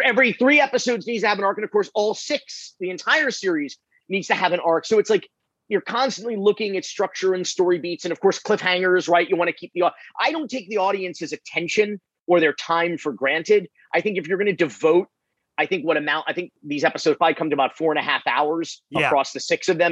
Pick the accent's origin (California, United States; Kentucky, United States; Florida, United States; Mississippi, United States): Florida, United States; I'm from Florida